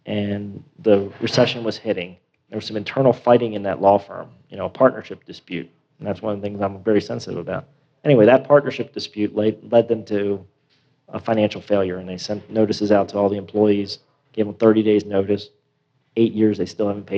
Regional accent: Maryland, United States; moved away as an adult; also born or lived in Delaware / Washington, D.C.; I grew up in Maryland, was raised in Maryland

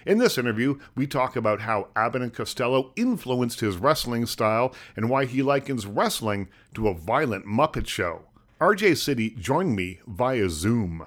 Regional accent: Nova Scotia, Canada; I grew up in Nova Scotia, tiny little town in Nova

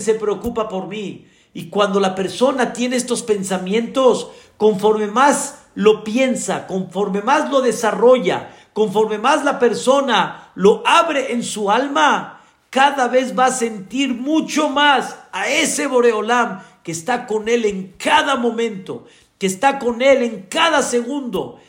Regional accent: Mexico; como decimos acá en México

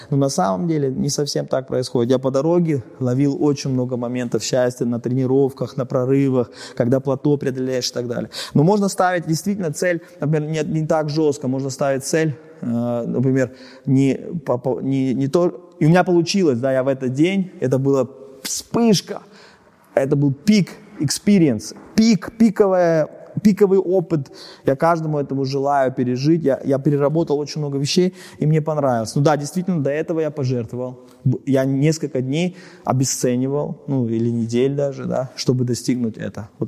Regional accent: Germany; Потому что я немец, да.

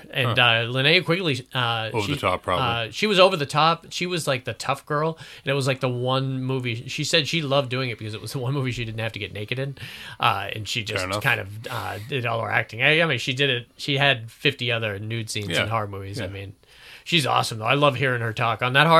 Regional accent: Florida, United States; I'm from Florida. We don't have to worry about car inspections.

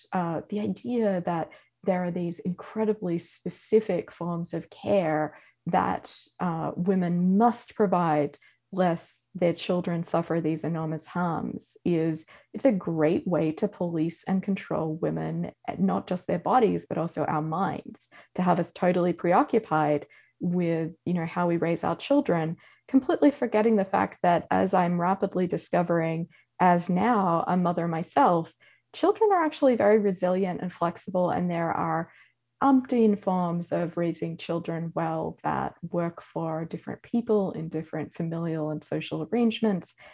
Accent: Australia; moved away as an adult; now in United States; as an Australian

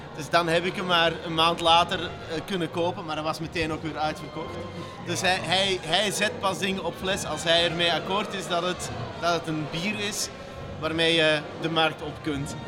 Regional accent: Flanders, Belgium; moved away as an adult; also born or lived in Katendrecht, Rotterdam, Netherlands; now in Rotterdam, Netherlands; ik ben een Vlaming die hier op eh, de Kaap woont

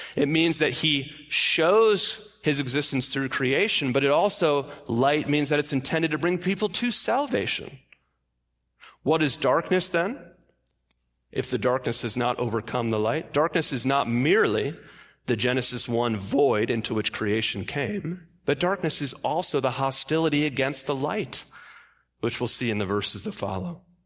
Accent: Michigan, United States; I grew up in Michigan

